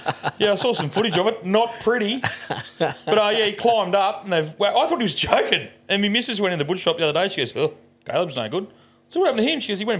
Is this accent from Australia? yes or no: yes; Australia; I'm Australian.